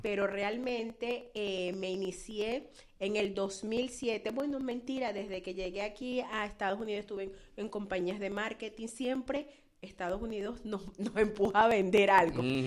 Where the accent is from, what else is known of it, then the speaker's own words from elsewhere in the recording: Venezuela; moved away as an adult; now in Florida, United States; originalmente de Venezuela